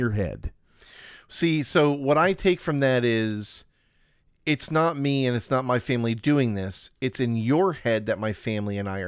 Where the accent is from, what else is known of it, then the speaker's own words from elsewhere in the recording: Ireland; even though I'm Irish, it wasn't me. I didn't do it. Because being Irish, it was quite hard, especially in the UK, when there was so much tension.